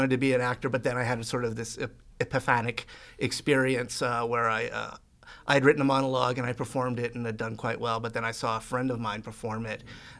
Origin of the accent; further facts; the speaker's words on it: Edmonton, Alberta, Canada; I grew up on the north side, and actually I was kind of screwed up by where I grew up because my house is situated right in the middle of Miano Elementary, Killarney Junior High, and Queen Elizabeth High School.